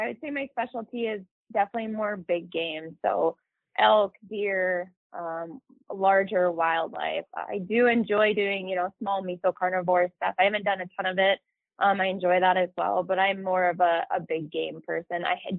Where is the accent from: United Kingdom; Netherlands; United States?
United States; the Lower Thumb area, Michigan; moved away as an adult; now in Montana, United States; So I grew up in Michigan, the Lower Thumb area. I moved out of there when I was 18 and moved out to Montana